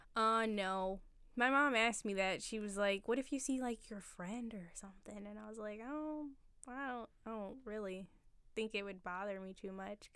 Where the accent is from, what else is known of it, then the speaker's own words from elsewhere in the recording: Upper Darby, Pennsylvania, United States; also born or lived in Philadelphia; I lived in Upper Darby. I went there for, like, the bulk of my life, all the schools and whatnot